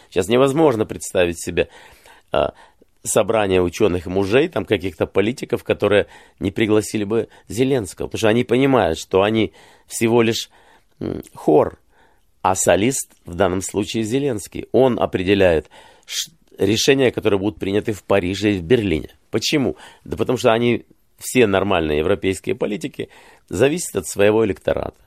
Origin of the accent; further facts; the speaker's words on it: Kyiv, Ukraine; moved away; я родился и вырос в Киеве